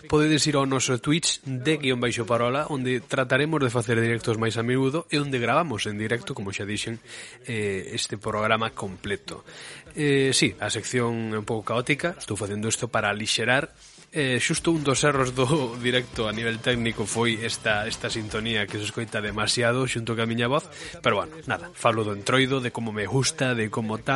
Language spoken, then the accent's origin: Galician; Ourense, Galicia, Spain; eu, eu son ourensán non son eh, de Laza, non son de Xinto, non son de Berín